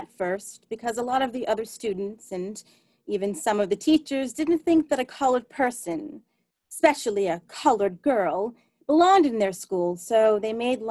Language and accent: English; Springfield, Illinois, United States; a terrible race riot in my hometown of Springfield, Illinois, the first in a northern state in 40 years